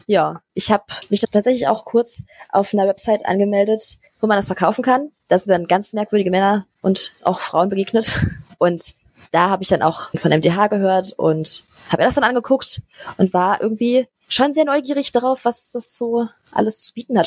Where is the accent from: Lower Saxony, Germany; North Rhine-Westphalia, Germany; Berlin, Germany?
Berlin, Germany; ich komme aus Berlin. Ich bin hier geboren und wohne hier